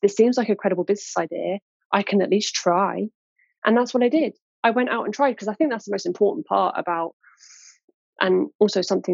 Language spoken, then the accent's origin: English; Cambridge, East of England, United Kingdom; I was born in Cambridge, born and raised. I'm still in and around the area